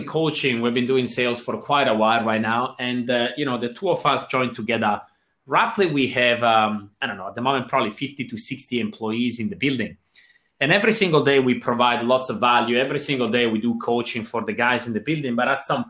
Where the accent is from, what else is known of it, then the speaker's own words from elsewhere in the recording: Switzerland; now in Australia; And I got a little bit of an accent here. I'm originally from Switzerland